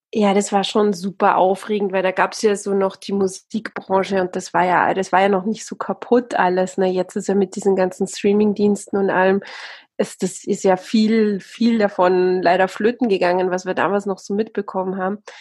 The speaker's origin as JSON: {"language": "German", "country": "Austria", "tie": "born or raised there", "also_born_or_lived": "South Africa", "accent": "Austrian", "moved": "as an adult", "lives_now": "Bavaria, Germany", "said": "eigentlich bin ich Österreicherin, also meine Eltern sind beide Österreicher und dann haben sich die irgendwann mal getrennt und dann bin ich in, äh, in Österreich aufgewachsen"}